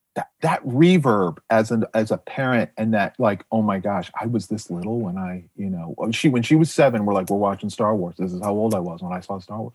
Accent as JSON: {"language": "English", "town": "Jupiter", "region": "Florida", "country": "United States", "tie": "born or raised there", "said": "I grew up in South Florida"}